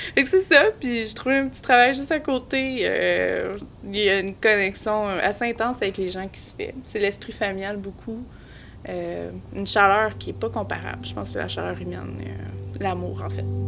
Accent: Amqui, Quebec, Canada; now in Matapédia, Canada; je viens d'Amqui

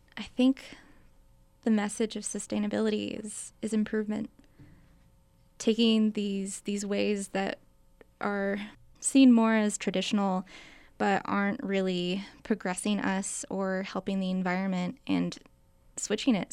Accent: Anaheim, California, United States; moved away as an adult; now in Albuquerque, United States; I'm actually from Anaheim, California, but I moved here three years ago.

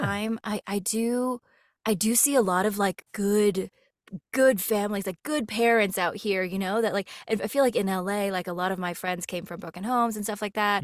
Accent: Los Angeles, California, United States; moved away; also born or lived in Colorado; I grew up in L

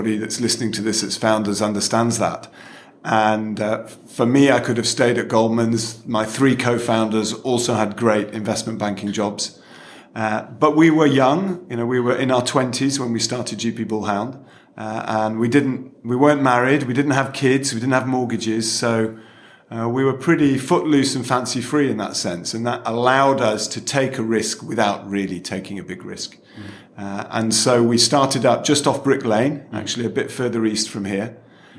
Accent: Manchester, North West England, United Kingdom; moved away as an adult; also born or lived in Oxford / London; I'm from Manchester, and moving to London was like a Dick Whittington moment

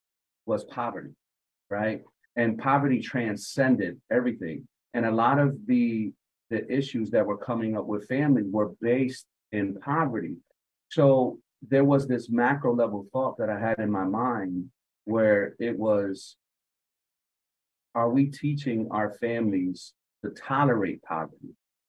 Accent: Hartford, Connecticut, United States; I had a very unique experience growing up in Hartford, in that my mom valued education.

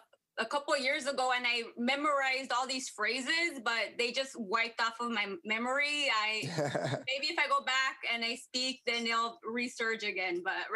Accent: Tijuana, Baja California, Mexico; first language Spanglish; also born or lived in San Diego, California, United States; now in Los Angeles, United States; I'm from Tijuana, Mexico / San Diego.

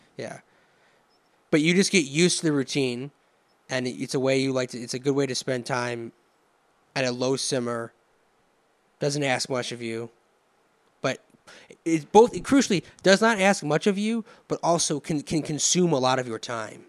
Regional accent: Romeo, Michigan, United States; I grew up in Romeo. I, in Michigan

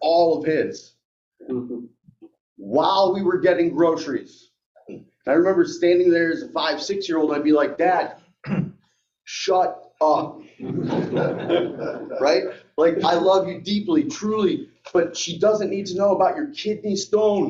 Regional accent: upstate New York, United States; moved away as an adult; also born or lived in Albany, New York / Sherburne, New York / Cortland, New York; now in North Jersey, United States; I grew up upstate New York, so I know more about cows and chickens than people

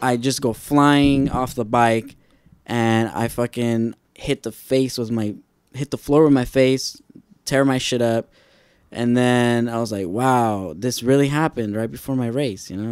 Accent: Lynwood, United States; where I grew up in Linwood

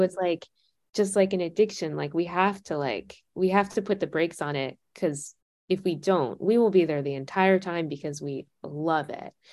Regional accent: United States

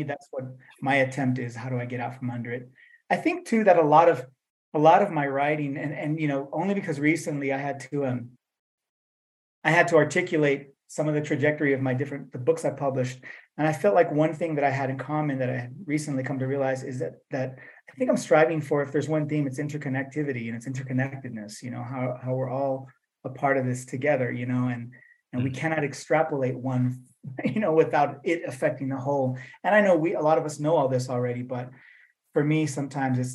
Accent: Fresno, California, United States; first language English; now in El Paso, United States; I was originally from the San Joaquin Valley, you know, from Fresno

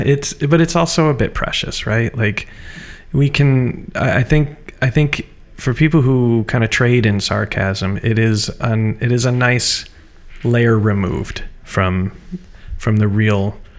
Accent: Midwest, United States; moved away as an adult; also born or lived in Chicago; now in Portland, United States; I grew up in the Midwest.

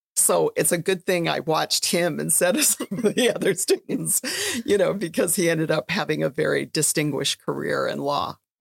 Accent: Red Lake, Minnesota, United States; I'm from Red Lake

